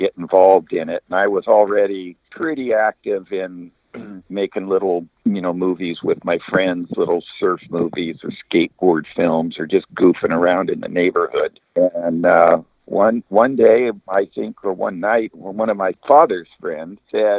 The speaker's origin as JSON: {"language": "English", "town": "Long Beach", "region": "California", "country": "United States", "tie": "born or raised there", "said": "when I grew up in Long Beach in Southern California"}